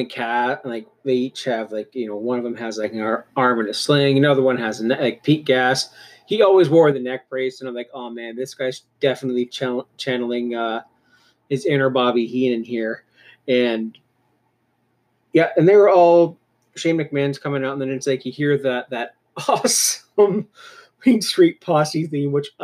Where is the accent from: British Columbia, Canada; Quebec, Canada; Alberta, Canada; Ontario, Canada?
Ontario, Canada; Cannington; I was from Cannington.